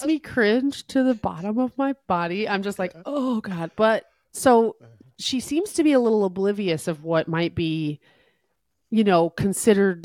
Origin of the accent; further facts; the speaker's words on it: New Jersey, United States; I was raised in New Jersey by my Syrian refugee dad and my American mom